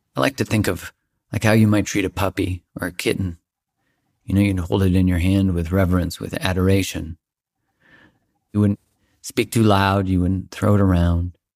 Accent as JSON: {"language": "English", "country": "Canada", "said": "I'm Canadian"}